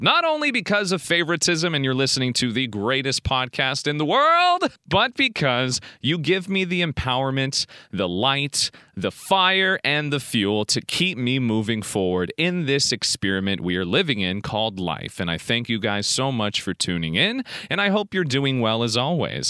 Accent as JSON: {"language": "English", "country": "United States", "said": "I'm in the United States of America doing this podcast. So technically, to the world, my nationality is American, yet my mother is from Macedonia"}